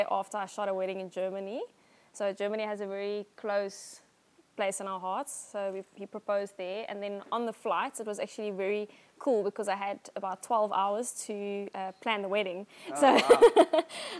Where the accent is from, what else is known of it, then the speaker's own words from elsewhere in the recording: Somerset West, Western Cape, South Africa; also born or lived in Johannesburg; And then we moved to Somerset West, yeah, and I've lived here all my life